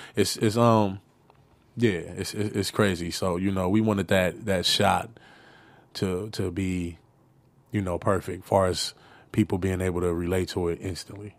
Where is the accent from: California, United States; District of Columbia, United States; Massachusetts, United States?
California, United States; Los Angeles; I come from South Central